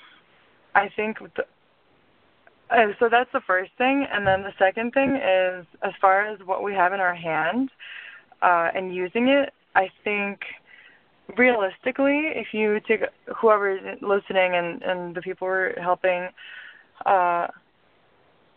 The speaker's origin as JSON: {"language": "English", "country": "Lithuania", "tie": "born or raised there", "also_born_or_lived": "suburbs of Chicago, United States / New York, United States", "moved": "yes", "lives_now": "Chicago, United States", "said": "So originally, I was born in Lithuania. And I moved to the suburbs of Chicago in, 2003, around May. And I, went to high school there."}